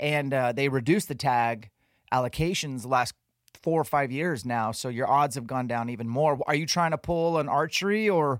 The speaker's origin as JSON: {"language": "English", "region": "Washington", "country": "United States", "tie": "born or raised there", "said": "my home state of Washington."}